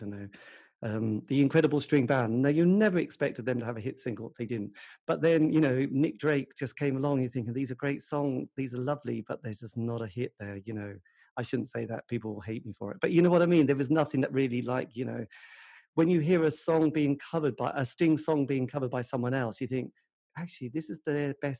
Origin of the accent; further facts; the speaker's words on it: England, United Kingdom; I'm English